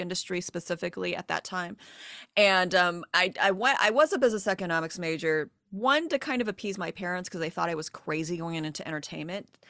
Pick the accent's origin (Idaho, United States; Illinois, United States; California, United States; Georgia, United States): California, United States; Diamond Bar; Diamond Bar, my hometown